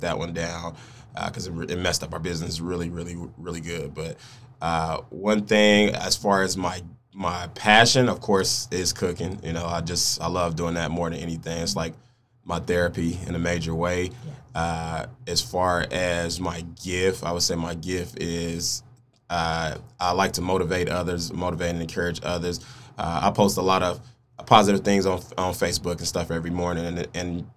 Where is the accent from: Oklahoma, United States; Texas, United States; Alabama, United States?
Oklahoma, United States; Oklahoma City; also born or lived in Spencer, Oklahoma; I am originally from Oklahoma City, Oklahoma, born and raised on the east side.